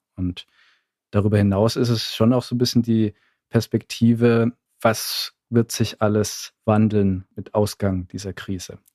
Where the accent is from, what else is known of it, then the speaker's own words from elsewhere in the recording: Southern Germany, Germany; Ich komme ja aus dem Süden